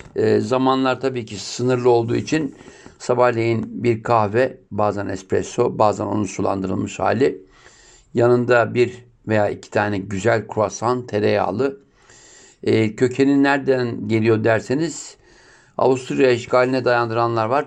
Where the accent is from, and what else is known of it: Turkey